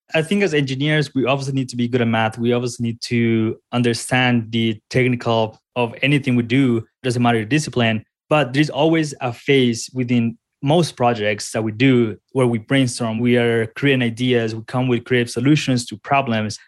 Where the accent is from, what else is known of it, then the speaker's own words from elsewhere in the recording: Colombia; moved away as an adult; now in Colorado, United States; I'm originally from Colombia, moved here to the United States a few years ago to college.